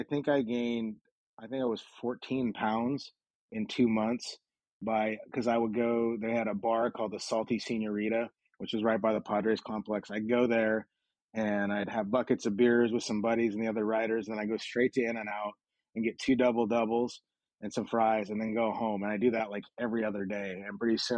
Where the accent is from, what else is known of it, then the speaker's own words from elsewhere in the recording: Havre, Montana, United States; moved away as an adult; also born or lived in Dickinson, North Dakota / Pocatello, Idaho / Tacoma, Washington; now in Seattle, United States; my hometown